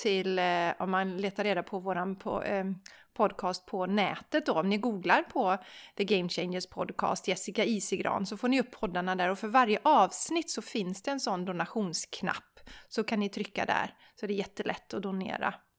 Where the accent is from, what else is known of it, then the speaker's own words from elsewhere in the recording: Sweden; som svensk, för vi svenskar